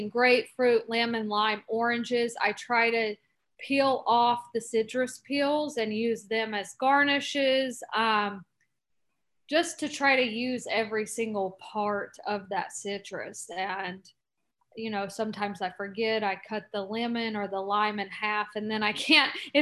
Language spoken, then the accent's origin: English; North Carolina, United States; I'm from North Carolina. I grew up on bourbon